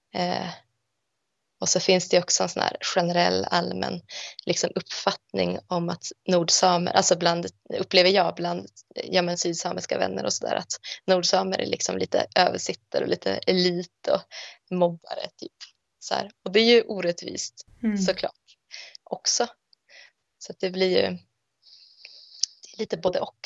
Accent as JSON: {"language": "Swedish", "country": "Sweden", "tie": "born or raised there", "moved": "yes", "said": "som är uppvuxen i Sverige med ett svensk identitet"}